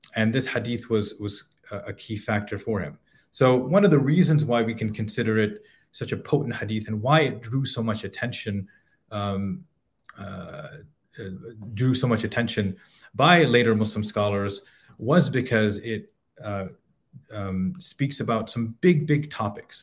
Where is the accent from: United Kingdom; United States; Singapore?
United Kingdom; Edinburgh, Scotland; I was born in Edinburgh, Scotland.